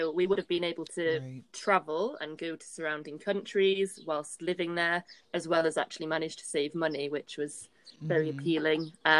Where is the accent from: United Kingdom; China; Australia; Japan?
United Kingdom; Yorkshire and the Humber; moved away as an adult; now in Marbella, Spain; growing up in Yorkshire